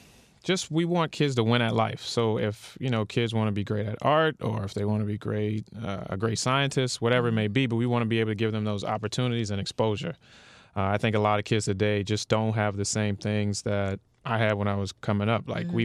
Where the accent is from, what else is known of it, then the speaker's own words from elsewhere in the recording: New Orleans, Louisiana, United States; now in Miami, United States; New Orleans.